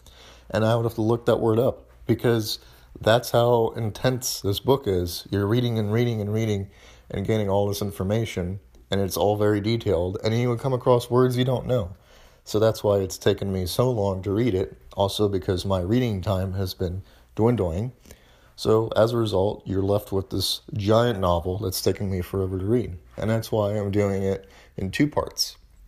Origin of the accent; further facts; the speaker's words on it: United States; I am from the United States, that I do have a background with history, that I enjoy learning about history.